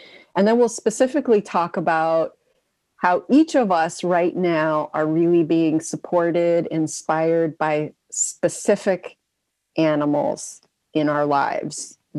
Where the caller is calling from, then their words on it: Kentucky, United States; I'm joining from Kentucky.